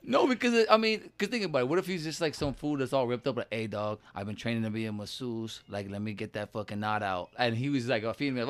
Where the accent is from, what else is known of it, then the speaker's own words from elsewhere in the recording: Los Angeles, California, United States; growing up in East, in, in East L